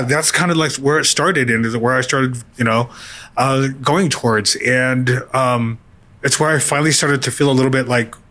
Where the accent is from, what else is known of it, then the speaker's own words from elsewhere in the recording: New Mexico, United States; I growing up in New Mexico